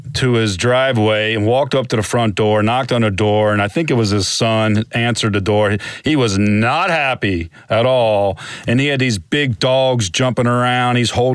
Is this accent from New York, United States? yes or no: no; Kentucky, United States; moved away as an adult; also born or lived in Ohio; I grew up in Kentucky. I graduated from the University of Kentucky back in the 1980s